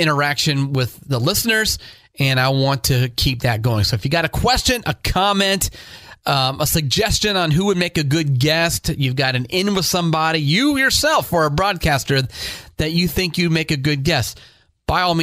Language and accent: English; Northeast Ohio, United States; I grew up in Northeast Ohio.